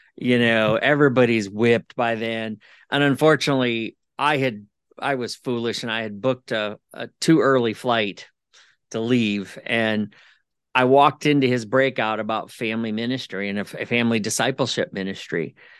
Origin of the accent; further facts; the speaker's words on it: Ohio, United States; I'm from Ohio, and we don't see the sun until probably May